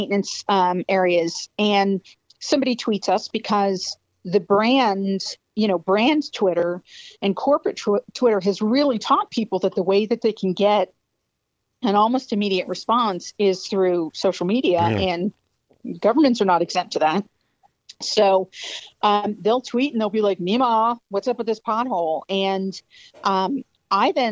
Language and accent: English; Spotsylvania County, Virginia, United States; I grew up in Spotsylvania County, but, you know, my father's from Greece, so the concept of me being Southern is not necessarily completely accurate